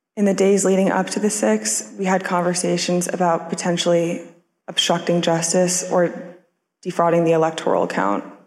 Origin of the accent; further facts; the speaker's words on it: United States; As an American